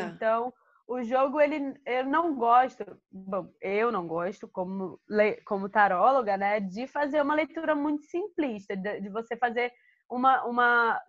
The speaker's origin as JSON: {"language": "Portuguese", "region": "Alagoas", "country": "Brazil", "also_born_or_lived": "Rio de Janeiro", "moved": "yes", "said": "eu sou de Alagoas e eu cresci"}